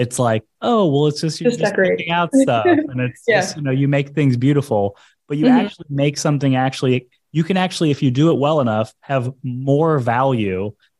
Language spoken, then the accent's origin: English; St. Louis, Missouri, United States; now in South Florida, United States; So I came from St. Louis, Missouri, and I moved to South Florida.